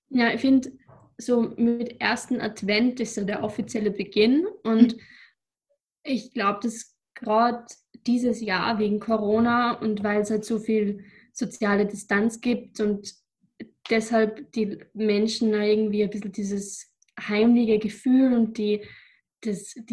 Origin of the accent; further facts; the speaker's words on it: Upper Austria, Austria; now in Vienna, Austria; Ich komme aus Oberösterreich und wohne derzeit in Wien.